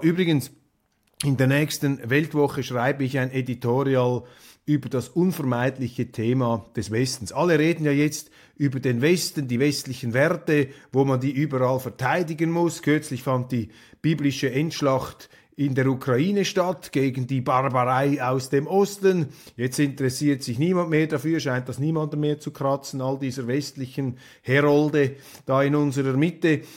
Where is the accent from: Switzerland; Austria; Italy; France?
Switzerland; als Schweizer